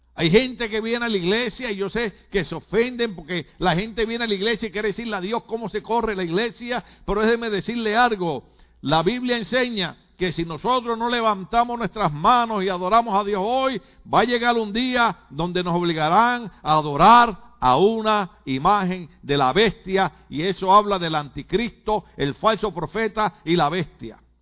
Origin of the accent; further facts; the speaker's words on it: Puerto Rico; now in United States; soy puertorriqueño